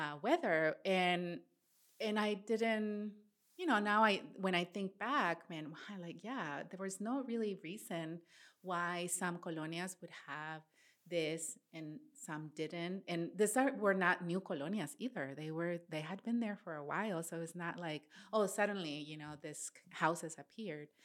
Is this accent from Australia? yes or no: no; Matamoros, Tamaulipas, Mexico; moved away; also born or lived in Midwest, United States; I grew up in Matamoros, Tamaulipas